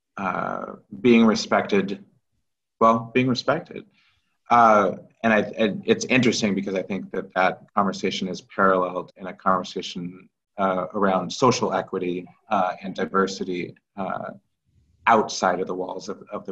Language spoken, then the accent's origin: English; Kirkland, Washington, United States; also born or lived in St. Louis, Missouri; I grew up as a small black child in white suburbia in Kirkland, Washington.